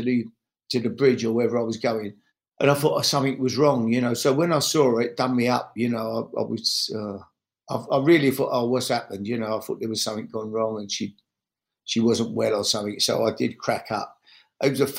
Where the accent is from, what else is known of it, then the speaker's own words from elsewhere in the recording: London, United Kingdom; I grew up in the East End of London